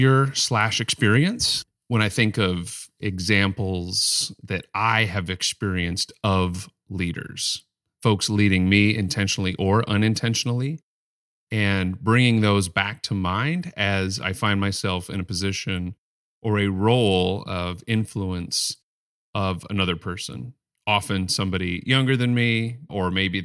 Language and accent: English; Mesa, Arizona, United States; born there; I was born in Mesa, Arizona, which is Spanish for table.